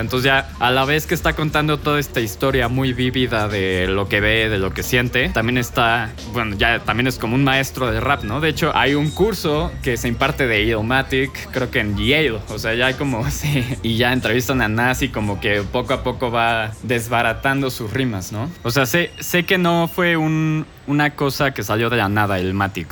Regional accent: Mexico

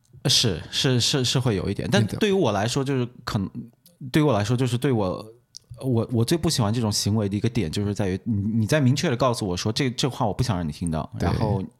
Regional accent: Xinjiang, China; first language ug; Chinese is a second language; 我们俩的母语都不是汉语，对不是普通话，至少对。然后比如说你从小在家里面其实讲闽南语很多，对，对吧？对。然后像你私下跟你妈打电话，有一半也是闽南语，对，对无缝切换，就咔咔在切。那我就更不用说了，我是说维吾尔语的

